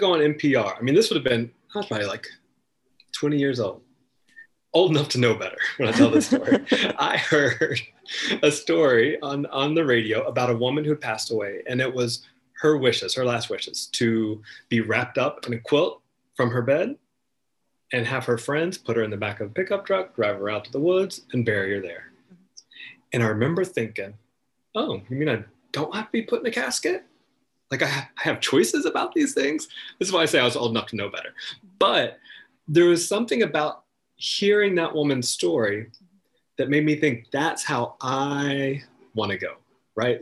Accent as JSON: {"language": "English", "region": "North Carolina", "country": "United States", "tie": "born or raised there", "said": "I am from North Carolina originally. I grew up in the woods with my brothers and my cousins and my grandparents"}